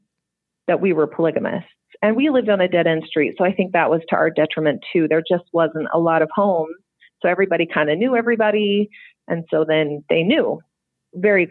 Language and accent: English; West Jordan, Utah, United States; I grew up in West Jordan my whole life.